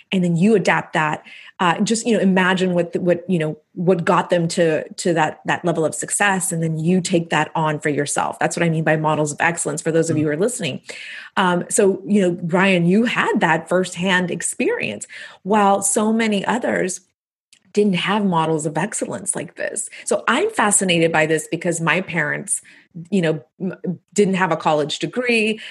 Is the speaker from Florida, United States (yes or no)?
no; Texas-Mexico border, United States; raised on the Texas Mexican border